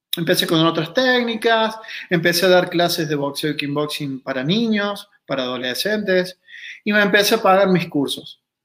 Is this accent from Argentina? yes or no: yes; Río Cuarto, Córdoba, Argentina; soy argentino, nací en Río Cuarto, Córdoba